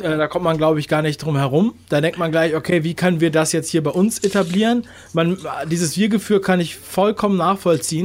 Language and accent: German; Berlin, Germany; moved away; ich komme aus Ostberlin übrigens mhm. ursprünglich